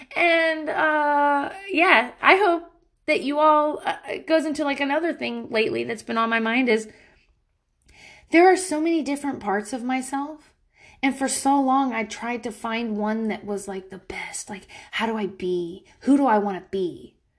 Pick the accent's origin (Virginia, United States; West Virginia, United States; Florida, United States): Florida, United States; Pensacola; accent: frat boy from Florida; moved away; I am from Pensacola, Florida. I hung out with only dudes in high school